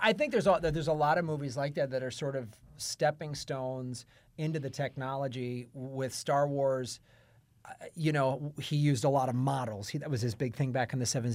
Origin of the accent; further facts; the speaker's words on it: United States; as an American